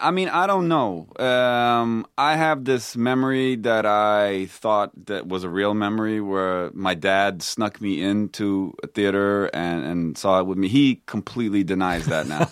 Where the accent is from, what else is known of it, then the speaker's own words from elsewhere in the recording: Stockholm, Stockholm County, Sweden; moved away as an adult; also born or lived in Texas; now in United States; I grew up in Stockholm